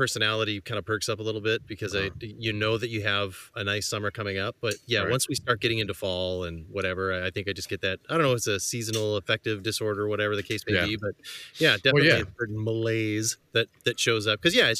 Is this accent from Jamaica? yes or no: no; Canada; as a Canadian